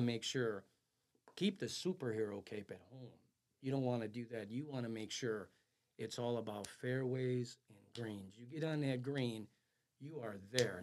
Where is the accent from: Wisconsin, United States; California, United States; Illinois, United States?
Illinois, United States; Chicago; I was born and raised in the River West neighborhood of Chicago, Illinois